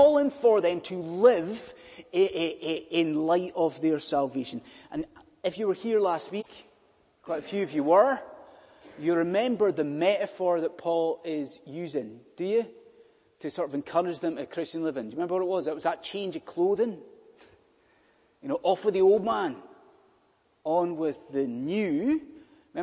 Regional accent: United Kingdom; being British

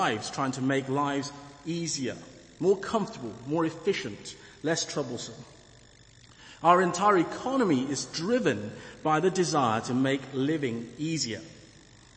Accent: England, United Kingdom; I am English, despite my skin color

